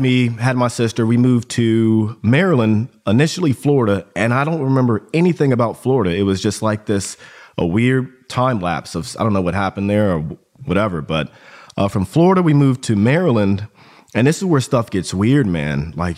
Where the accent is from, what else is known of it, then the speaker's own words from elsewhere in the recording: Augsburg, Bavaria, Germany; born there; But so I was born in Germany, Augsburg, Germany. Both my parents were in the army intelligence community.